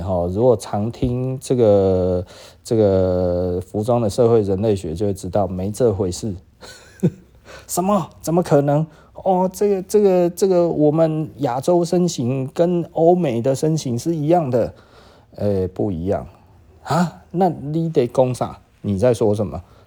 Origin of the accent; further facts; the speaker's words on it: Taiwan; 我们台湾人实际上跟多数来讲的话吼